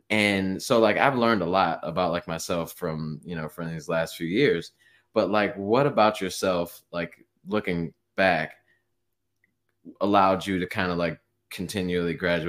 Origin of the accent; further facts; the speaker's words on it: Midwest, United States; I feel like Midwest, I mean, just because I was raised in the Midwest, so I guess we're both kind of biased here